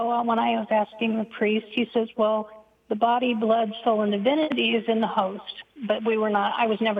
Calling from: Charlotte, North Carolina, United States; From Charlotte, North Carolina.

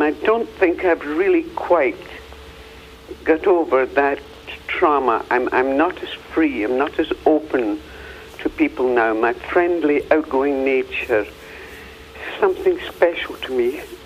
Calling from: Tucson, Arizona, United States; I'm calling from Tucson.

